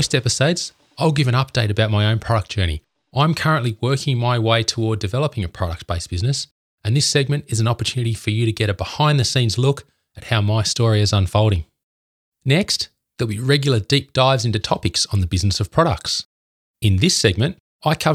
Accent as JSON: {"language": "English", "town": "Canberra", "region": "Australian Capital Territory", "country": "Australia", "said": "I'm from Canberra, the capital of Australia."}